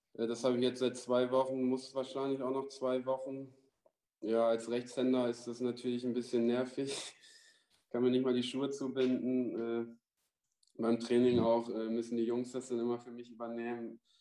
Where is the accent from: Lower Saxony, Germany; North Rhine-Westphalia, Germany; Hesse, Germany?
Lower Saxony, Germany; Vechta; also born or lived in Ruhr area; now in Essen, Germany; meine Frau kommt auch, äh, da wo ich herkomme, aus Fechter, da zwischen Bremen und Osnabrück